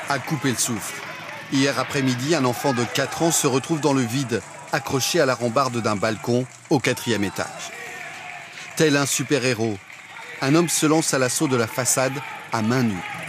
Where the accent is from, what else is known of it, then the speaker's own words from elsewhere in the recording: France; en tant que Français